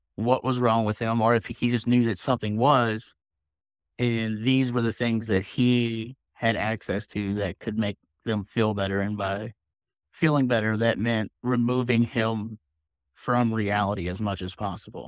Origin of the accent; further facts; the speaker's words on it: Louisville, Kentucky, United States; moved away; I grew up in Louisville, Kentucky, but I lived quite a few different places.